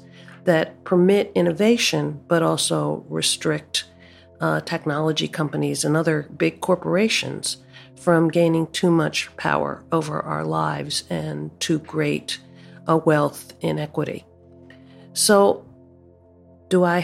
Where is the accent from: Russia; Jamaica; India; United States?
United States; Baltimore, Maryland; I grew up in Baltimore, which was an incredibly racially segregated city